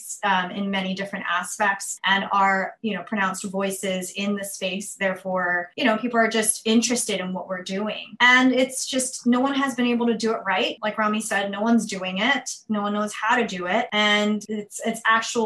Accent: New York City, New York, United States; I'm originally from Queens, New York.

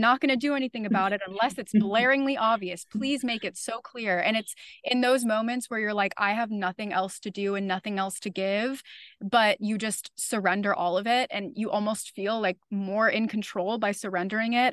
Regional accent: Florida, United States; now in New York City, United States; I'm originally from Florida.

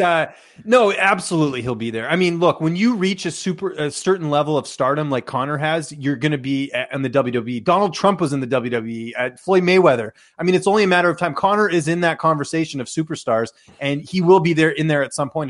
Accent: Canada; growing up in Canada

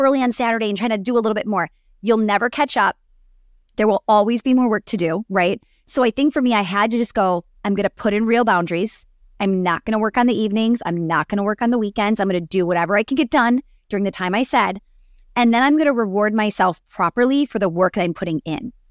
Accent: Wisconsin, United States; growing up in Wisconsin

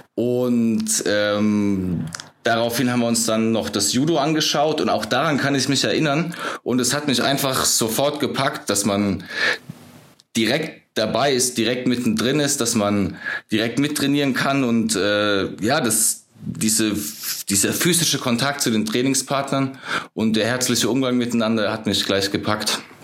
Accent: Ludwigshafen, Rhineland-Palatinate, Germany; moved away as an adult; also born or lived in England; now in Munich, Germany; Also ich bin in Ludwigshafen am Rhein groß geworden, so im Südwesten von Deutschland

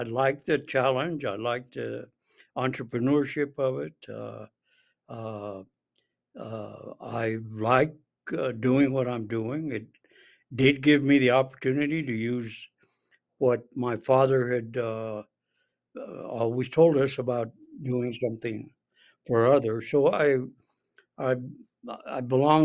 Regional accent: Santa Fe, New Mexico, United States; now in Albuquerque, United States; I was born and raised in Santa Fe

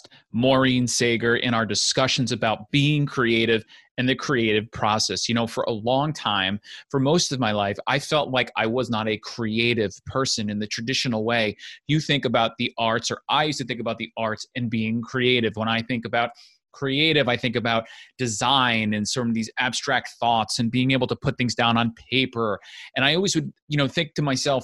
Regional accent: United States; moved away as an adult; also born or lived in Ramsey, New Jersey; I'm from Rockland County, Bergen County slash. Grew up in right on the border of both

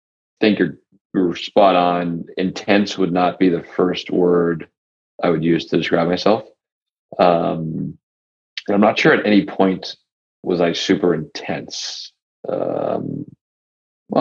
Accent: Foxborough, Massachusetts, United States; I was so lucky as a young person growing up around Tom Brady. When I mean around Tom Brady, I mean, you know, in New England, in Foxborough, as a Patriots fan

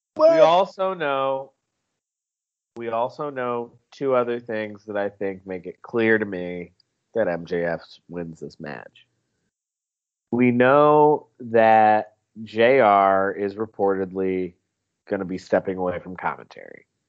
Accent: South Carolina, United States; I'm from South Carolina

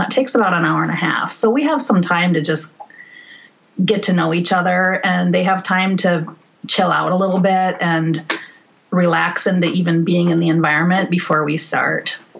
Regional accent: northern Minnesota, United States; I was born in Minneapolis, and then I grew up in northern Minnesota

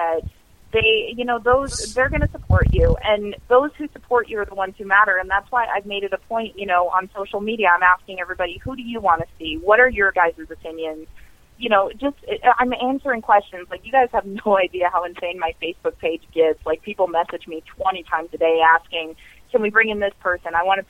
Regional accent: Montana, United States; Like, everybody knows how I feel about my hometown. It's the middle of Montana, and it is the biggest city.

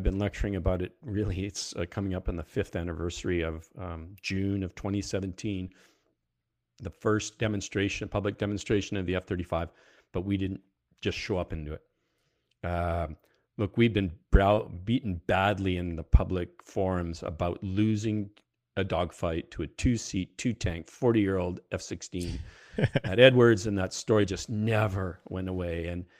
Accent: Canada; now in United States; We still live at Pax River, but my accent is coming back very heavily these days.

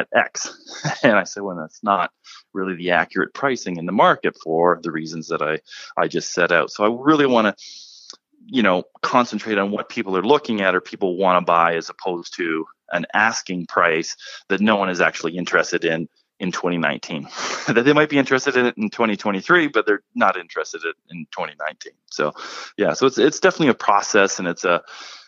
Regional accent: Guelph, Ontario, Canada; moved away as an adult; also born or lived in Dallas, Texas; now in Toronto, Canada; I just did some work in Guelph, Ontario. It's my hometown, actually, where I was born and raised

